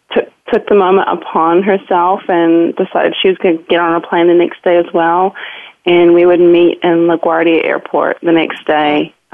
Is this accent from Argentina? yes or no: no; New Zealand; accent: New Zealand; My New Zealand accent at the time was much stronger, and so Robin had no idea what I was talking about.